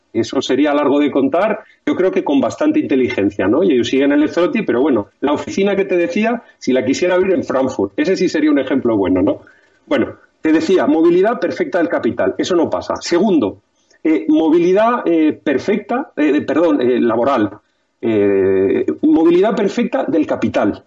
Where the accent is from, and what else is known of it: Spain